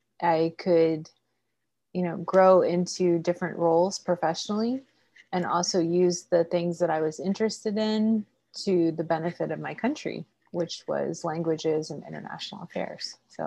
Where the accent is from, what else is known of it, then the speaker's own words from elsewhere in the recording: Seattle, Washington, United States; also born or lived in Maryland / Delaware; So we started off in Maryland, Delaware area. And then I actually did my university and high school out in Seattle.